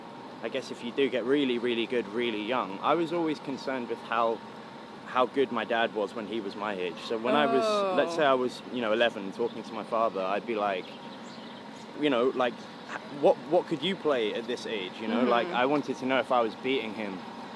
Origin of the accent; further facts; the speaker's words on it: London, United Kingdom; I was born in West London in a place called Ealing. I spent 14 years there, and then I just sort of moved around because of touring